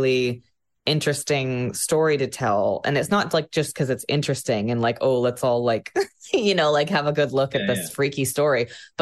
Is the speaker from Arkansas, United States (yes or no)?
no; Sequim, Washington, United States; I'm from Washington State, on the west coast of the US, the peninsula. It's a tiny town called Squim.